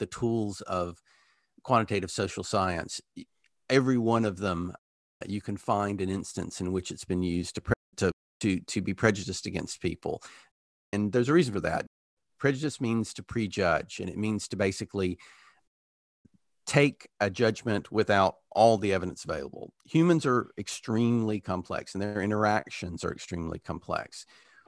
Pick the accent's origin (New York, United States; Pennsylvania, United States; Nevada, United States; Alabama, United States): Alabama, United States; moved away as an adult; now in United Kingdom; I grew up in Alabama during anti-segregation busing, then went to the University of Alabama